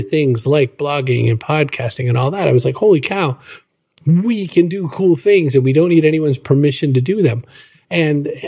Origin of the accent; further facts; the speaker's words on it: Maine, United States; I was born in Maine in the United States, which is a mostly rural, mostly suburban kind of a place